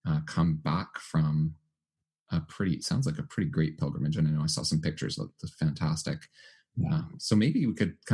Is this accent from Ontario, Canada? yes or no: no; Winnipeg, Manitoba, Canada; accent: Canadianisms; Ross and I are both actually from Winnipeg, but we're both Canadian.